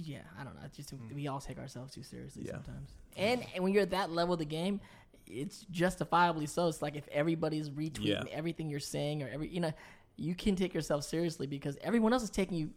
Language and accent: English; Chicago, Illinois, United States; also born or lived in Los Angeles; because I'm from Chicago.